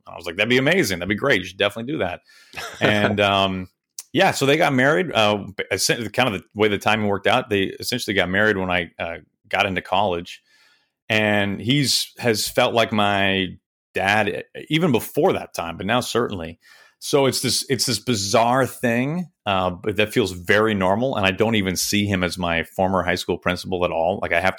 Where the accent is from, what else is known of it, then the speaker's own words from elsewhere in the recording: Kansas City, United States; also born or lived in Wichita, Kansas; I moved to Kansas City when I was just a baby. I don't even remember Wichita. And I lived in Kansas City until I was in about jun